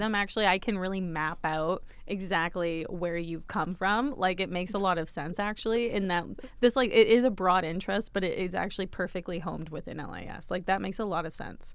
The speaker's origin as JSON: {"language": "English", "town": "Dresden", "region": "Ontario", "country": "Canada", "tie": "born or raised there", "moved": "yes", "lives_now": "London, Canada", "said": "my hometown of Dresden, Ontario, with three thousand people"}